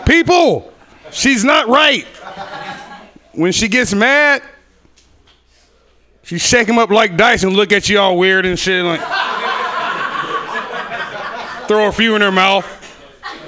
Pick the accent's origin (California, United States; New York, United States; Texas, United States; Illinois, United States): California, United States; Sacramento; I'm from Sacramento, by the way. From the hood